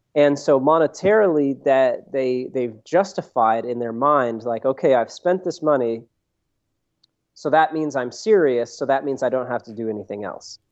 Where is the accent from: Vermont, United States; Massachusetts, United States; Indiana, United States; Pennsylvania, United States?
Vermont, United States; now in Santa Barbara, United States; I'm originally from Vermont